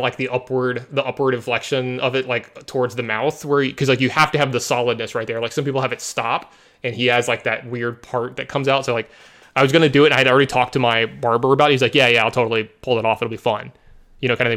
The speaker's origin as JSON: {"language": "English", "region": "Louisiana", "country": "United States", "tie": "born or raised there", "also_born_or_lived": "Las Vegas, Nevada / Dallas, Texas", "moved": "yes", "said": "I am a Southern boy, for anyone who doesn't know, you know, I was born and raised in Louisiana"}